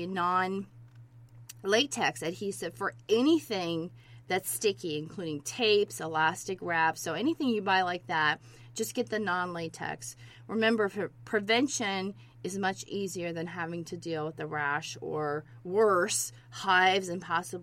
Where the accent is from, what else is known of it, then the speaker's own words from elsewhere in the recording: Georgia, United States; I grew up in Georgia